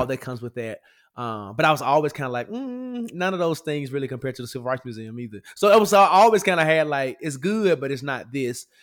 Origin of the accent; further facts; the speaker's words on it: Memphis, Tennessee, United States; now in Atlanta, United States; I am from Memphis